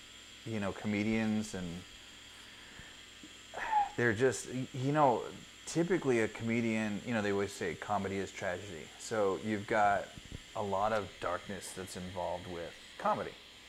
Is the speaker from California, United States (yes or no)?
yes; California, United States; moved away as an adult; I'm a transplant from California, and just adjust that really quick. So I'm a transplant from California, and came out here for work.